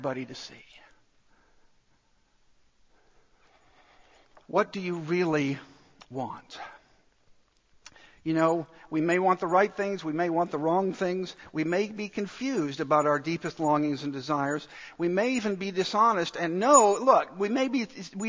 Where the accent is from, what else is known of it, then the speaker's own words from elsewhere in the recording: Dallas, Texas, United States; I grew up in Dallas